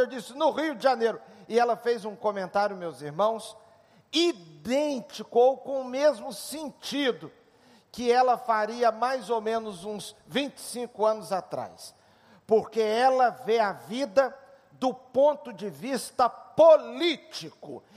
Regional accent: Switzerland; moved away; minha infância na Suíça

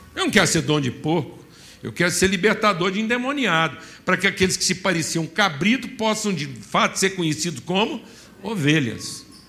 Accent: Minas Gerais, Brazil; falando como um bom mineiro

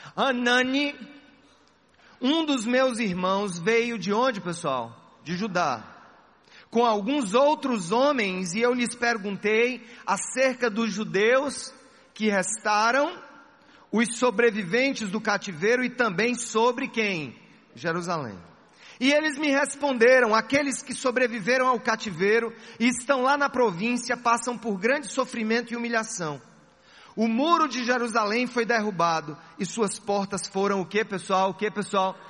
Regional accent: Paraíba, Brazil

